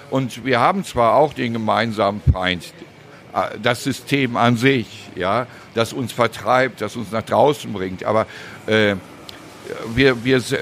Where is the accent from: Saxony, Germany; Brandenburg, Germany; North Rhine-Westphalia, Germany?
North Rhine-Westphalia, Germany; Cologne; als Stadtbewohner bin ich FC-Fan. Natürlich, das ist, äh, als Kölner muss er ganz für Köln sein.